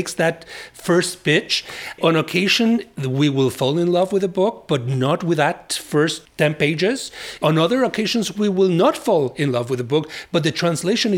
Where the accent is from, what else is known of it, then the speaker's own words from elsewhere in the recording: Mexico; English is a second language; now in United States; My English was terrible when I immigrated from Mexico.